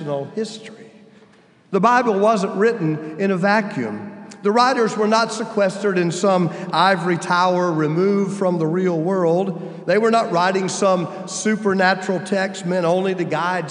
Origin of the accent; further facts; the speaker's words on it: United States; I'm old enough to know what the Cold War meant to children growing up in the United States in the 60s and 70s